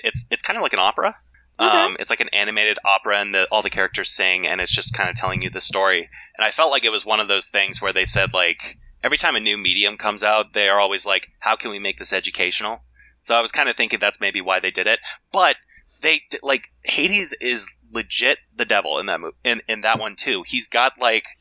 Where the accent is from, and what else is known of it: eastern United States, East Coast, United States